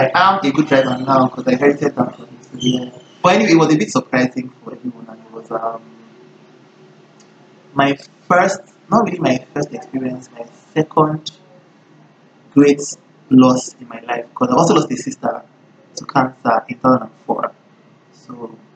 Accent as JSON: {"language": "English", "region": "Lagos", "country": "Nigeria", "tie": "born or raised there", "said": "I grew up in Lagos"}